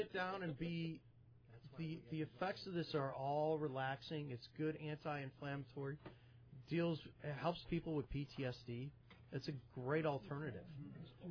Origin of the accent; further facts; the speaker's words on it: North Olmsted, Ohio, United States; I grew up in North Olmsted, went to St. Ignatius High School